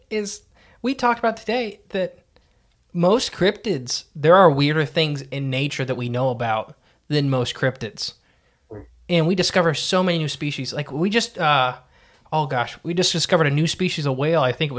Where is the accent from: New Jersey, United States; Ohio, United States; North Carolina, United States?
New Jersey, United States; Hoboken; I'm from Hoboken.